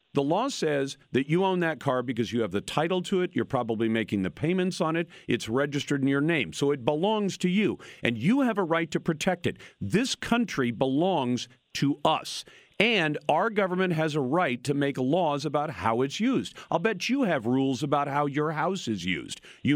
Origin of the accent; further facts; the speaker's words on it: United States; born there; I was born in the United States.